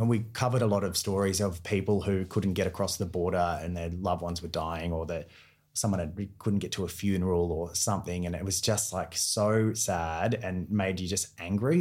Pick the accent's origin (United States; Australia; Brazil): Australia; Newcastle, New South Wales; moved away as an adult; also born or lived in Sydney; now in Melbourne, Australia; I'm from Newcastle originally